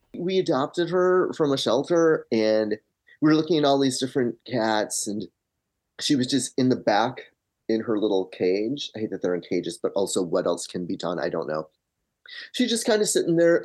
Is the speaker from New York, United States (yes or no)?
no; Michigan, United States; moved away as an adult; now in Los Angeles, United States; I grew up in Michigan, have been in L A for twenty years.